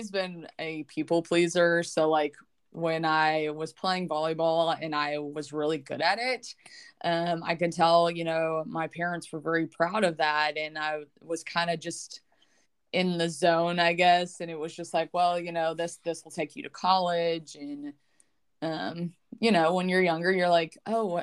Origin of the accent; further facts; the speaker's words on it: Lexington, Kentucky, United States; I'm originally from Lexington, Kentucky